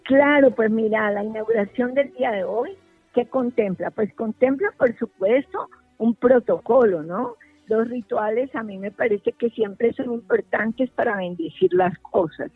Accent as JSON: {"language": "Spanish", "town": "Cali", "region": "Valle del Cauca", "country": "Colombia", "said": "a nosotros como colombianos y especialmente con caleños"}